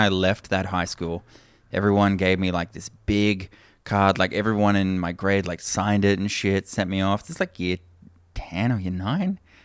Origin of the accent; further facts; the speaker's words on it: Toowoomba, Queensland, Australia; moved away; I grew up in Toowoomba